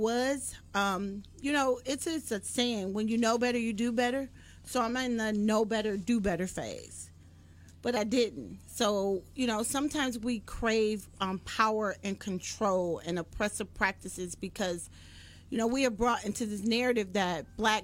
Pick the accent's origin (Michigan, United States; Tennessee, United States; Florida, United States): Michigan, United States; Detroit; Born and raised in Detroit